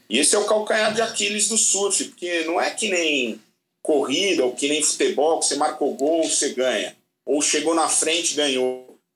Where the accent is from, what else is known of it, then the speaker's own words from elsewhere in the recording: Brazil; E a gente é brasileiro